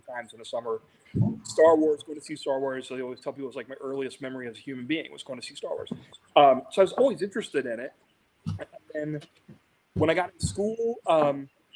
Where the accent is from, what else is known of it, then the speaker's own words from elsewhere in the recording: Ironton, Ohio, United States; moved away as an adult; also born or lived in Cincinnati / Chicago / New York; now in Los Angeles, United States; I grew up in Ironton.